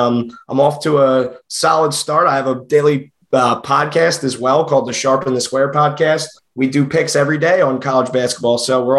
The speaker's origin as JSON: {"language": "English", "region": "New Jersey", "country": "United States", "accent": "South Jersey Philly accent", "said": "I'm from South Jersey, so I like NC State as well."}